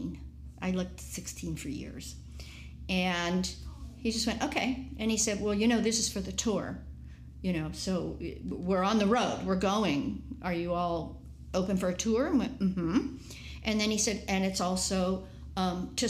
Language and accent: English; San Mateo, California, United States; from San Mateo